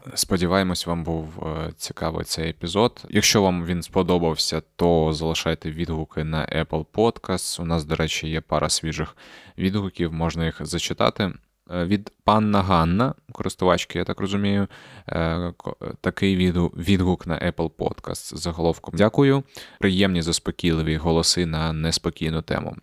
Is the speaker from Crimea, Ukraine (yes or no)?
yes; Crimea, Ukraine; moved away; Я після того, як переїхав із Криму, взагалі я з Криму їхав